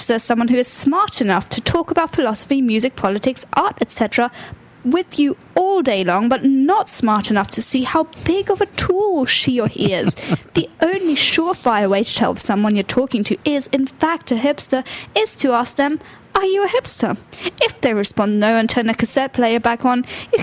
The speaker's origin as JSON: {"language": "English", "country": "United Kingdom", "accent": "British"}